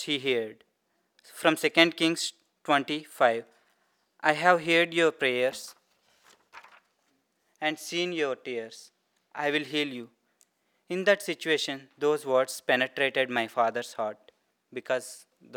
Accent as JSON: {"language": "English", "region": "Andhra Pradesh", "country": "India", "tie": "born or raised there", "first_language": "Telugu", "second_language": "English", "moved": "yes", "said": "I was born and brought up in Hindu family from southern part of India."}